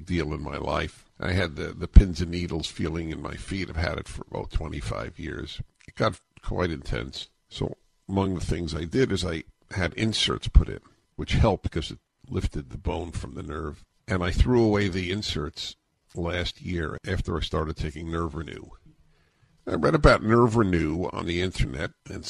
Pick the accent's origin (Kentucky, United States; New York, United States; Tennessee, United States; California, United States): New York, United States; Jewish kid growing up in New York, going to Columbia